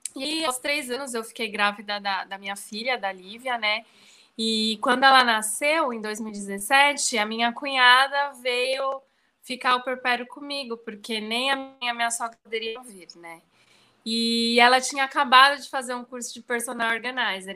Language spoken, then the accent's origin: Portuguese; São Paulo, Brazil; moved away as an adult; now in Bahia, Brazil; eu sou de São Paulo, mas moro na Bahia, já vai fazer sete anos já que eu tô aqui